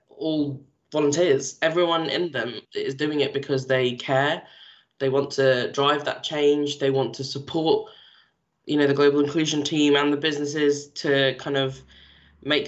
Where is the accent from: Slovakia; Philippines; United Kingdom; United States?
United Kingdom; London; also born or lived in Toronto; I'm from London, and yes, we're multicultural